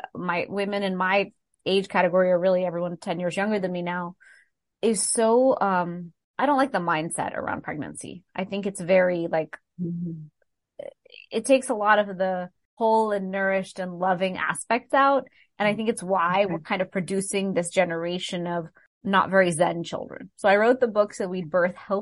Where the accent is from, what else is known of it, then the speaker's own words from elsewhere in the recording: Texas, United States; I'm from Texas.